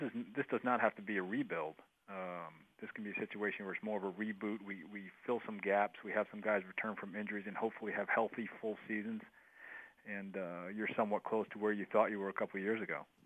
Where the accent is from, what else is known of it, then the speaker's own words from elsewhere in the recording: Northeast, United States; moved away; I grew up in the Northeast.